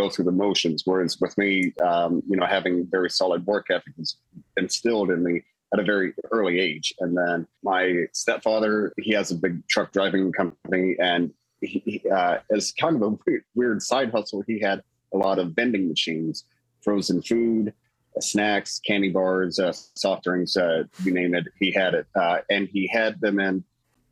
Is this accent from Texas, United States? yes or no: no; southern Indiana, United States; also born or lived in Louisville, Kentucky; I was born actually in Louisville, Kentucky, but raised just north of it at the very bottom tip of Indiana